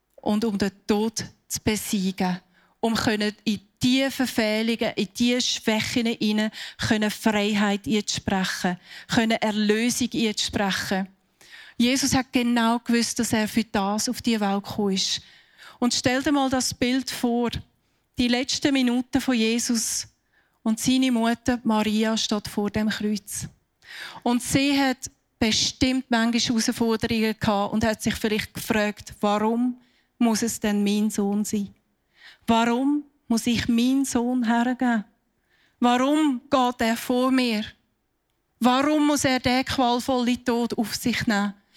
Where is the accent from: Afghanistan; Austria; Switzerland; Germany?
Switzerland; bei uns in der Schweiz